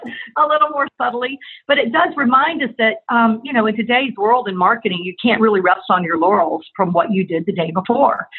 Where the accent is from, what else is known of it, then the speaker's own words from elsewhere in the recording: Tallahassee, Florida, United States; moved away as an adult; also born or lived in Atlanta, Georgia; I was from and born and raised in Tallahassee, Florida